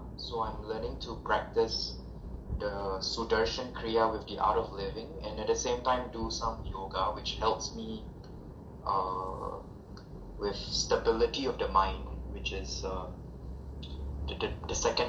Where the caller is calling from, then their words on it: Singapore; I'm calling in from Singapore.